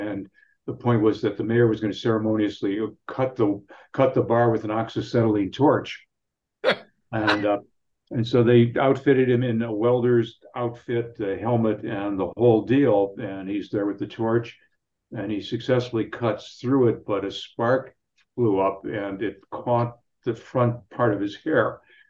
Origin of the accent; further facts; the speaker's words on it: Cleveland, Ohio, United States; I'm from Cleveland.